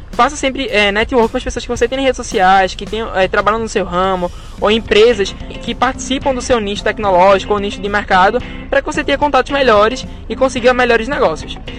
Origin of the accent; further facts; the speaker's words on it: Camaragibe, Pernambuco, Brazil; eu de Camaragibe